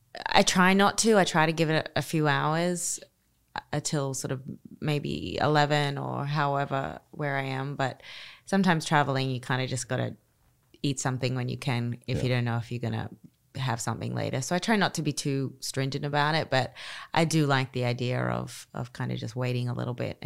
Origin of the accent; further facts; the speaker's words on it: Australia; And I'm Australian, so I'm a hot weather girl. I like the ocean.